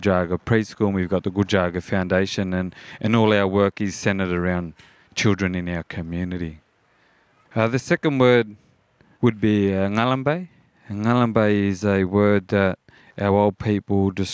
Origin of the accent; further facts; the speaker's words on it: Australia; As blackfellas or Aboriginal people